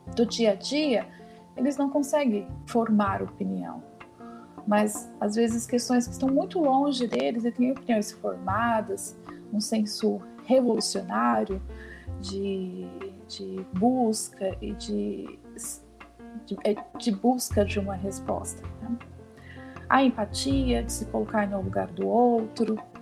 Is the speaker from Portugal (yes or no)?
no; Brazil; Assim como nós brasileiros